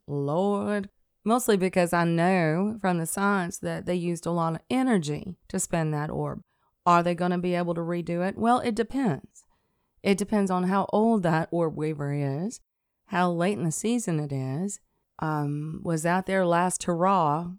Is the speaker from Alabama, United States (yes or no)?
yes; Athens, Alabama, United States; moved away as an adult; also born or lived in Scottsboro, Alabama / Pisgah, Alabama / New Jersey; I was born and raised in Athens, Alabama.